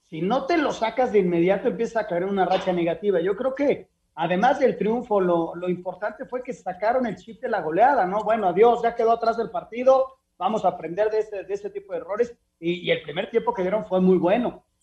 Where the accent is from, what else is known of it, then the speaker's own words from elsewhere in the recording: Uruguay; Yo soy uruguayo, no sé lo que es tirar la toalla.